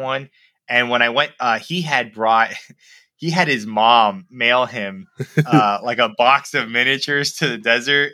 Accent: Miami, Florida, United States; moved away as an adult; also born or lived in Savannah, Georgia / Minnesota; I'm from Miami, Florida.

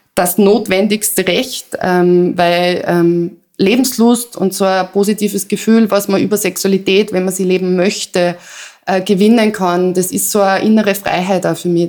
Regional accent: Salzburg, Austria; moved away; also born or lived in Vienna; ich komme aus Salzburg

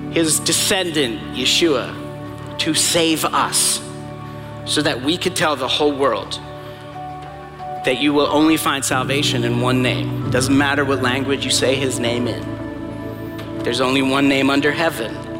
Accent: New York, United States; accent: New York; moved away; I'm originally from New York

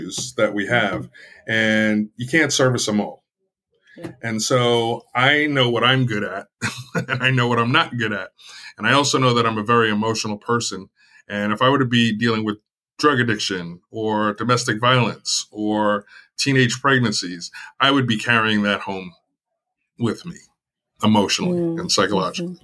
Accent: New York, United States; now in Chicago, United States; I'm not a native Chicagoan, I'm born and raised in New York to Jamaican immigrants.

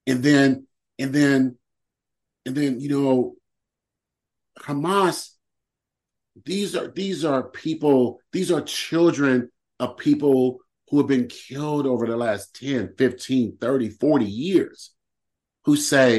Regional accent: United States; as a Black man growing up in America

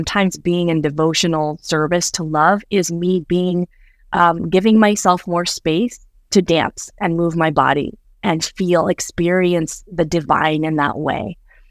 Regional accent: Midwest, United States; I grew up in the Midwest in the Southern Baptist Church.

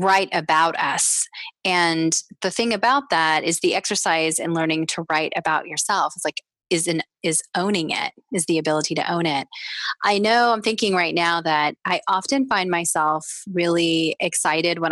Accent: Texas, United States; growing up in the South in Texas and in the United States

